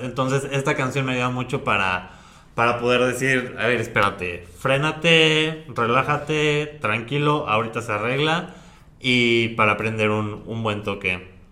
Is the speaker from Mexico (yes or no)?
yes; Puebla, Mexico; la tradición de, del lugar de donde yo soy, que es la Talavera